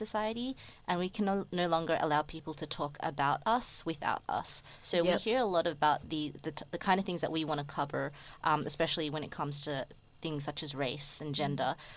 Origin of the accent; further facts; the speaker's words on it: Melbourne, Victoria, Australia; I'm Indonesian born here